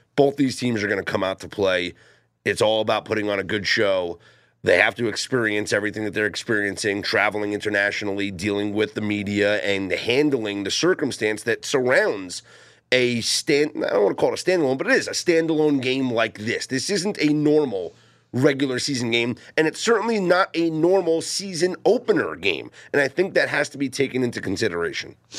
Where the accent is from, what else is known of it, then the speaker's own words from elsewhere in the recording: New York City, Northeast, United States; Growing up in the Northeast, uh, it is not a college football haven. Well, in the New York City metropolitan area, it's not